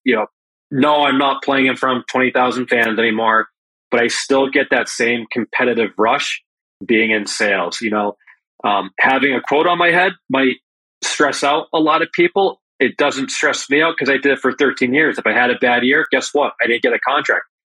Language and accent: English; Enfield, Connecticut, United States; growing up uh, playing out of the Enfield, Connecticut, the Springfield area